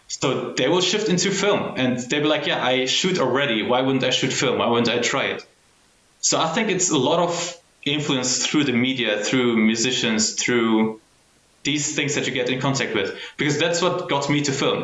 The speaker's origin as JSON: {"language": "English", "country": "Germany", "tie": "born or raised there", "said": "I was born and raised in Germany"}